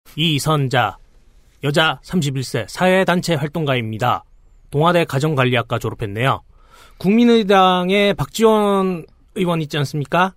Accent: Busan, South Korea; 저의 고향입니다. 부산

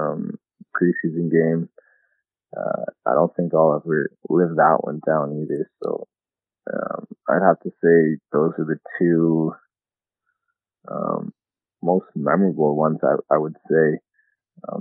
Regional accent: London, Ontario, Canada; moved away as an adult; now in Indianapolis, United States; I played in my hometown in London

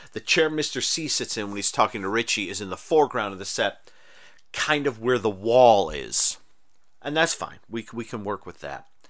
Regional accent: Rochester, New York, United States; also born or lived in Texas / Mexico; I grew up in Rochester, New York, where it gets cold

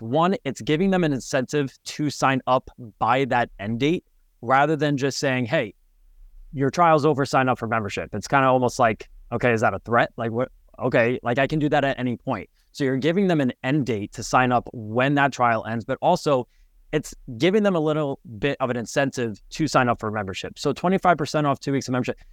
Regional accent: Westchester, New York, United States; moved away; also born or lived in Connecticut; I'm originally from Westchester, New York, right outside of New York City. And, um, grew up in the suburban

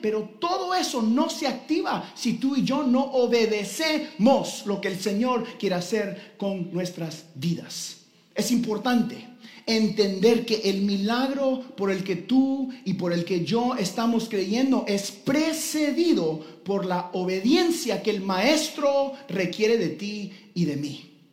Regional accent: Guatemala; como buen guatemalteco

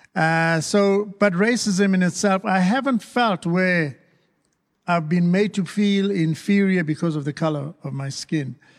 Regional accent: South Africa; moved away; I was raised, born and raised in South Africa, and we experienced apartheid

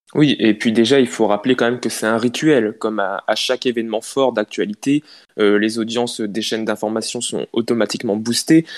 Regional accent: Picardy, Hauts-de-France, France; en tant que Picard

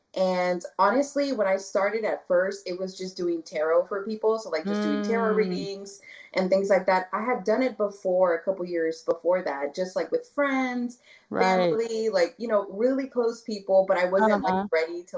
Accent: Brownsville, Texas, United States; also born or lived in Dallas, Texas; I grew up in the Valley. I'm from Brownsville, Texas. I was born in Dallas

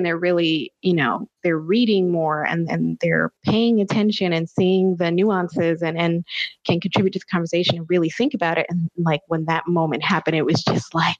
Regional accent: the Bible Belt, United States; I grew up here in the Bible Belt and church was a big deal

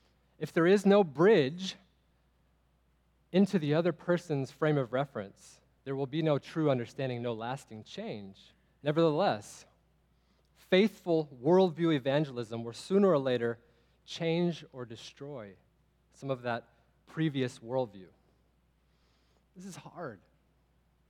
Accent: Texas, United States; I'm from Texas as well.

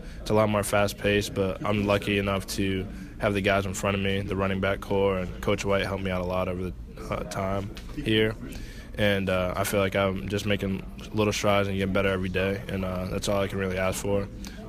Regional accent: New England, United States; I'm from New England.

